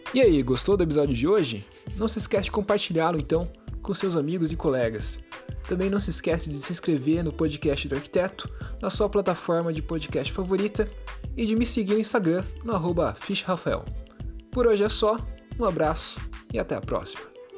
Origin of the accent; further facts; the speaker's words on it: Brazil; a gente como brasileiro